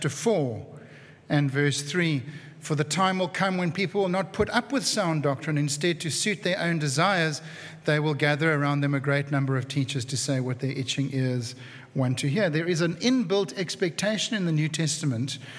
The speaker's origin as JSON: {"language": "English", "town": "Cape Town", "region": "Western Cape", "country": "South Africa", "tie": "born or raised there", "said": "who I grew up with in Cape Town"}